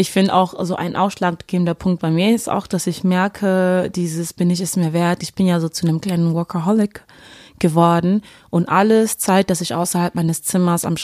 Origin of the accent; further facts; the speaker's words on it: Duisburg, North Rhine-Westphalia, Germany; aus Duisburg und da war das, also ist jetzt auch keine Naturstadt oder sowas